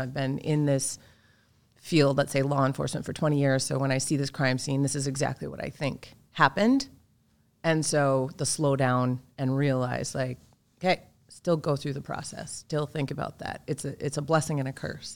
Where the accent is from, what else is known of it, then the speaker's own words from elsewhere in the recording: Minnesota, United States; also born or lived in Marshall, Minnesota; I was born down in Marshall, Minnesota, and we moved up when I was little